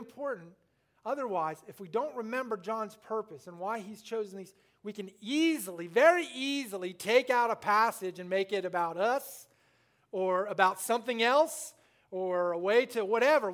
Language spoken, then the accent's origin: English; Littleton, Illinois, United States; moved away; I was born in Littleton, Illinois, population 200 till we left, 196